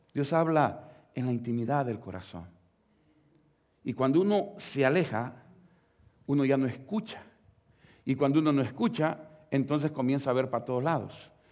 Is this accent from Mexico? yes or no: no; El Salvador; la iglesia donde nosotros venimos del Salvador